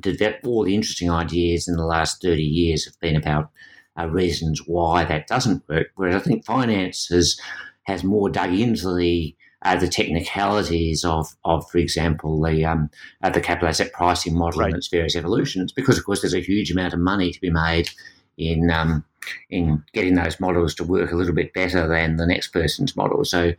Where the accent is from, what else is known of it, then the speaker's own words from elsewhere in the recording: Australia; But in this context, being an Australian gives you a different perspective.